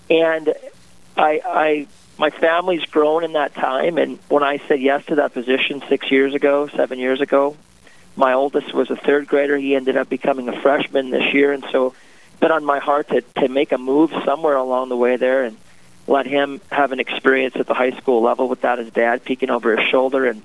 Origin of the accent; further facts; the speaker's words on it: Scranton, North Dakota, United States; also born or lived in Bismarck, North Dakota; I grew up in Southwest North Dakota a small farm town community st- straight south of Dickinson in Scranton, North Dakota.